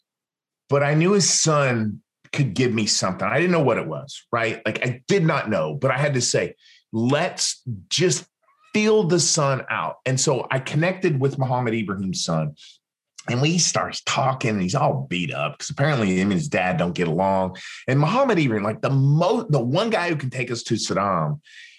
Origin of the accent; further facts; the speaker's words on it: Western Oklahoma, United States; moved away; also born or lived in Los Angeles; my hometown out in the middle of Western Oklahoma